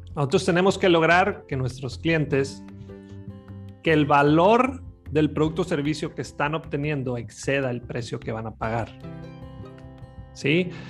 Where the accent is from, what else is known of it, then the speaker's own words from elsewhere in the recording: Los Mochis, Sinaloa, Mexico; yo soy de Los Mochis, Sinaloa